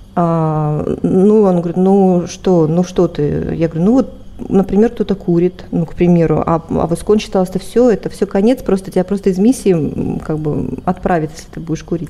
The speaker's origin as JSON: {"language": "Russian", "region": "Siberian backcountry", "country": "Russia", "tie": "born or raised there", "said": "я родилась в России, в, в сибирской глубинке"}